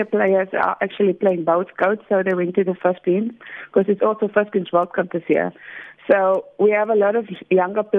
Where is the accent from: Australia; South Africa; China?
South Africa; we're coming from South Africa and we are a rugby country